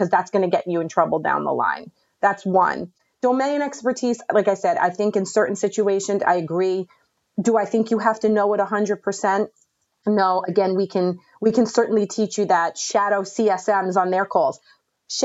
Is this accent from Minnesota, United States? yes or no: no; New York, United States; I'm from New York